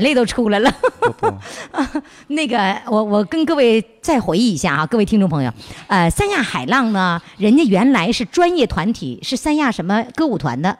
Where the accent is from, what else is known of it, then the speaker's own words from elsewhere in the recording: Northeast China, China; also born or lived in Sanya; 我们东北人